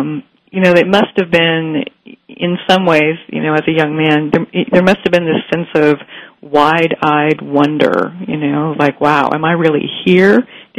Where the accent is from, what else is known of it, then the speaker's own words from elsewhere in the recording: Bay Area, California, United States; having grown up in the Bay Area, which was a hotbed of the music industry too